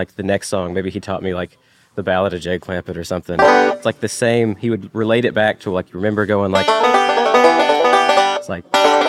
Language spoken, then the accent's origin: English; Ringgold, Georgia, United States; moved away; I grew up in Ringgold, Georgia, which is right south of Chattanooga, Tennessee, across the line.